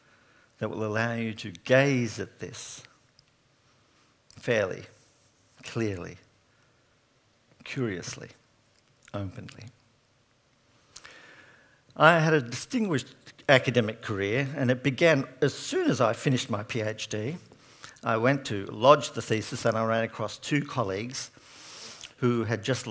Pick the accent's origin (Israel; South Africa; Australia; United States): Australia; Sydney, New South Wales; I'm from Sydney. I have not grown up in the country.